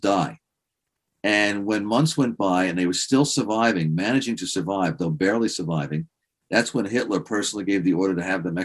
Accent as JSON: {"language": "English", "town": "New York City", "region": "New York", "country": "United States", "tie": "born or raised there", "moved": "as an adult", "lives_now": "Sag Harbor, United States", "said": "I was born in the Bronx"}